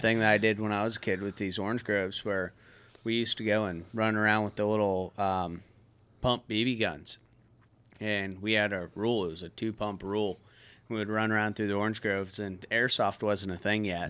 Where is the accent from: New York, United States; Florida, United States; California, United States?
Florida, United States; Osteen; growing up in Osteen.